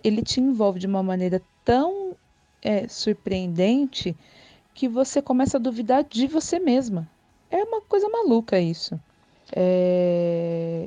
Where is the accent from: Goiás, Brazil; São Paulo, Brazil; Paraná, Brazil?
São Paulo, Brazil; eu sou de São Paulo